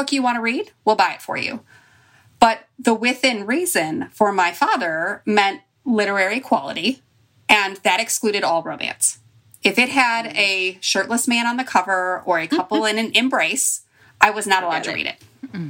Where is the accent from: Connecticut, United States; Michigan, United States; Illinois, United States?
Illinois, United States; Chicago; Well, and I get it because I'm from Chicago.